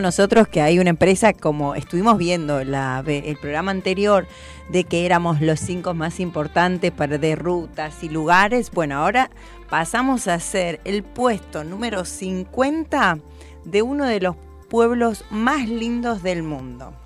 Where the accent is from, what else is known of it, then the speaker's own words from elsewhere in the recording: Argentina; como argentinos